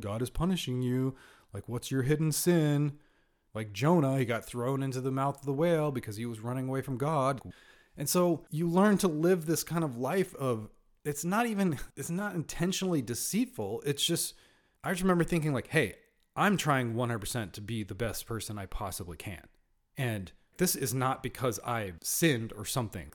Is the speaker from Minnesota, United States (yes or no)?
no; Northern California, United States; I was born in Southern California, raised in Northern California